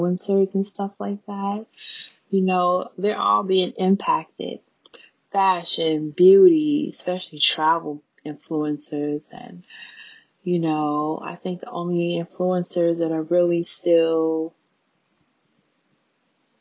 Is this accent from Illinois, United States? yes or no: yes; Chicago, Illinois, United States; I was born and raised in Chicago.